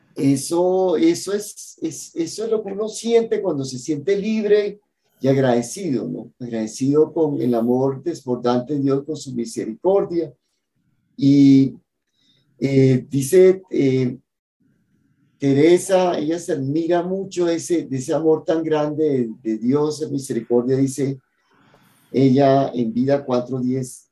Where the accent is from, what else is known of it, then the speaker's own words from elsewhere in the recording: Cartagena, Bolívar, Colombia; moved away; mi ciudad natal, en Cartagena